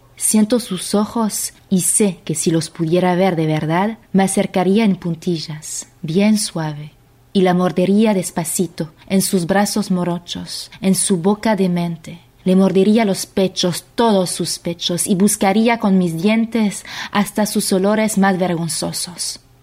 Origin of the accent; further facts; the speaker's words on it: France; accent: French; Spanish is a second language; now in Argentina; Voy a leer con acento porque soy francesa, pero vivo en Argentina